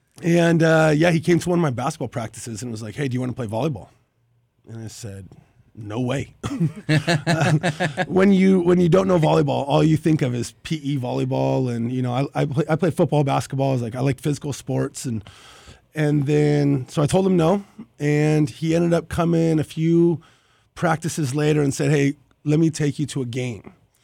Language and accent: English; Corona, California, United States; And I grew up in Corona, California.